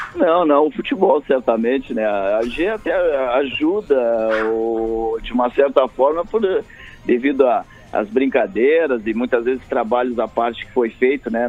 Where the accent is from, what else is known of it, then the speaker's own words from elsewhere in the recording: Pelotas, Rio Grande do Sul, Brazil; eu sou do interior, eu sou de Pelotas, né?